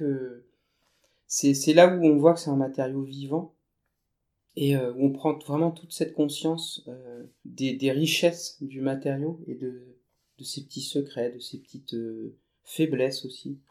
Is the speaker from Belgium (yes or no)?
no; northern France, France; je suis retourné dans ma, ma région d'origine, dans le nord de la France.